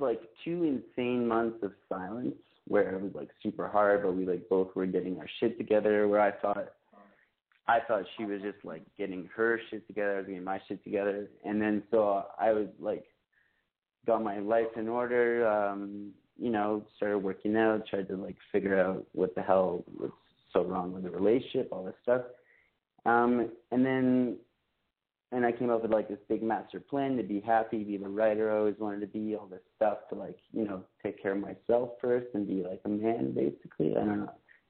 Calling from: Montreal, Quebec, Canada; I'm calling from Montreal, and I'm 28.

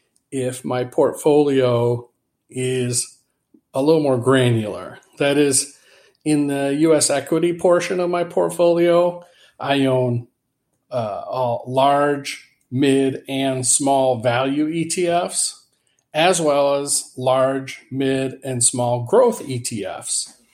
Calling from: Atlanta, Georgia, United States; I'm calling from Atlanta

